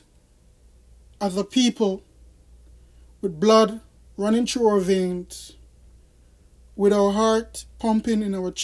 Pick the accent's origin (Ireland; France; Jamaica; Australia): Jamaica; now in United States; I am a Jamaican citizen. I was born in Jamaica, and I continue today, at this moment in 2020, to remain a Jamaican citizen